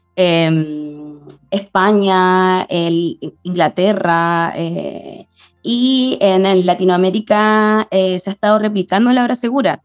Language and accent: Spanish; La Serena, Coquimbo, Chile; now in Santiago, Chile; viví 15 años en La Serena, nací en Santiago, viví 15 años en La Serena y me fui y siempre quise volver a Santiago.